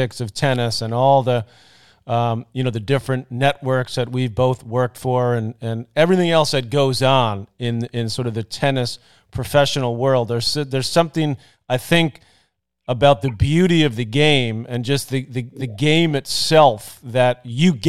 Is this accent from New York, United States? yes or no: yes; New York City, New York, United States; there's a few of us from Douglaston